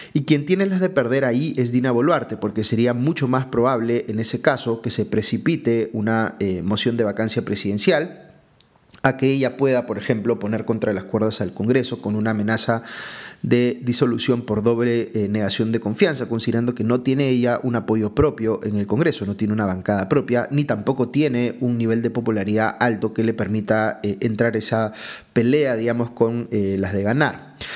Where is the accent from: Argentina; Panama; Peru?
Peru